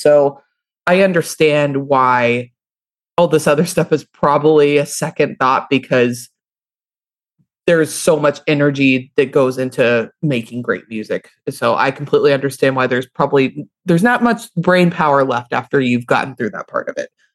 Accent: Louisville, Kentucky, United States; I'm from Louisville, Kentucky

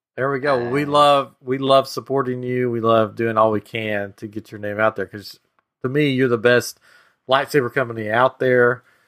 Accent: Tennessee, United States; moved away as an adult; now in Texas, United States; I'm from Tennessee, so I'm a mountain boy

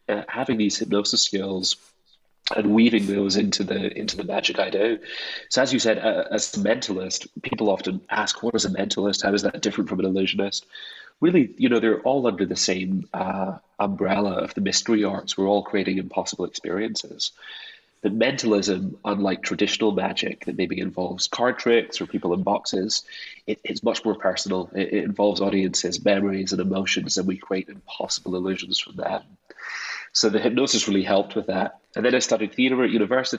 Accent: Scotland, United Kingdom; growing up in Scotland, a place where myth and mystery is so much of its identity. And I grew up in those landscapes

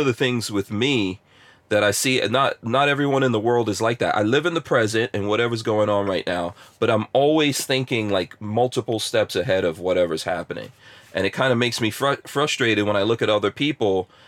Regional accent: Guyana; born there; also born or lived in England; I also never played cricket, and I was born in Guyana, you know, never played cricket, lived in England and all that, but never played cricket.

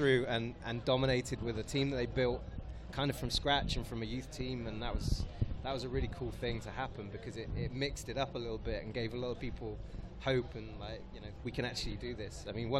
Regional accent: England, United Kingdom; moved away; also born or lived in Bournemouth / Southampton; I'm from England.

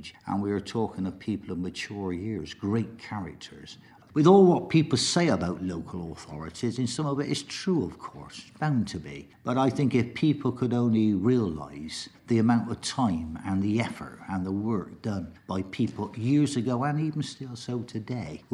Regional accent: Bristol, South West England, United Kingdom; I was born in Healfields, and I'm delighted that I still represent Healfields to this day

